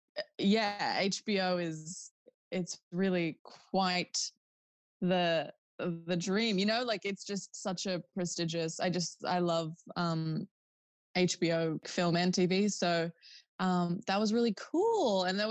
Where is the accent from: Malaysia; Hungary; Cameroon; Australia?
Australia; Newcastle, New South Wales; we're from Newcastle and we live like close to the beach. It's like a very beachy place.